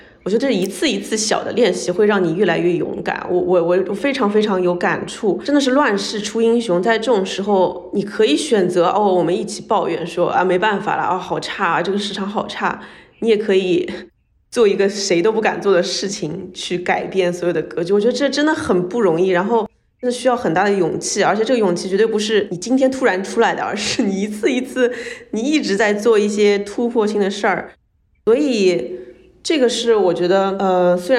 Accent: China; 或者说我是个中国人可以跟美国做的一样好，而是真的拥抱自己的身份 identity。

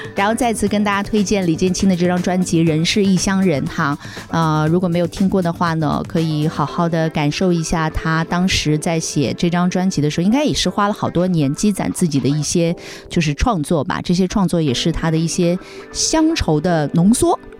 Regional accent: Shanghai, China; 我们上海人

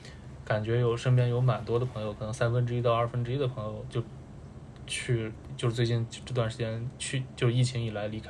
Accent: Lanzhou, Gansu, China; moved away as an adult; also born or lived in Nanchang, Jiangxi / Kunming, Yunnan; now in Beijing, China; 我家是兰州那边的，甘肃的，

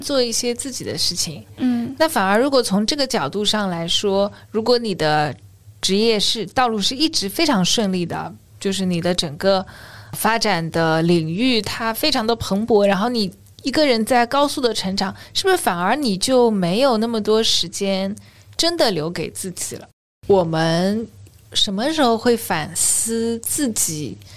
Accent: China; 我们中国人对悠闲的一个态度

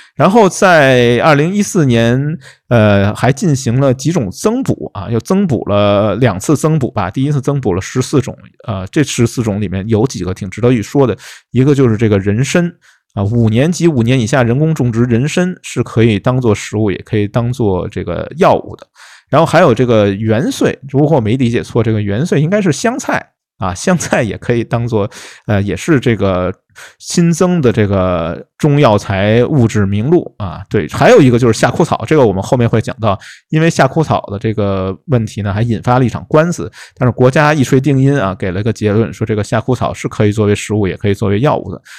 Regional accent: Guangdong, China; 我们广东这边

